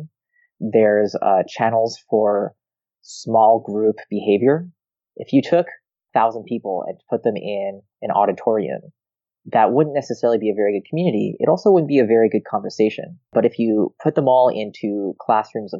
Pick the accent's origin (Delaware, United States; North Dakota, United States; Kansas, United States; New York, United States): New York, United States; Rochester; also born or lived in Israel; I moved to Rochester, New York when I was 2 years old